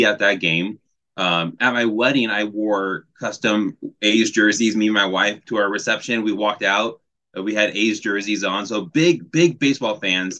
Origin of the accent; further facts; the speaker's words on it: Oakland, California, United States; moved away as an adult; now in Wisconsin, United States; I grew up in the Bay Area, grew up in Oakland, and then I moved to Wisconsin about 6 years ago